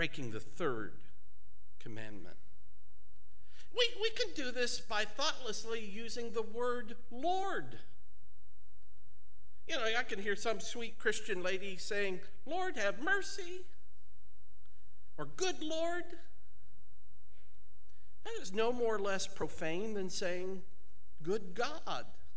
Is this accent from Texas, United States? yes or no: no; Ohio, United States; accent: southern